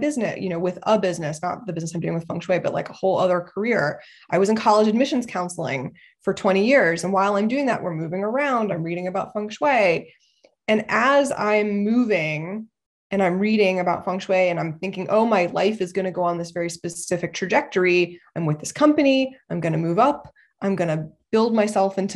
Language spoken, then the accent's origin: English; Ohio, United States; moved away as an adult; also born or lived in Los Angeles; I was born and raised in Ohio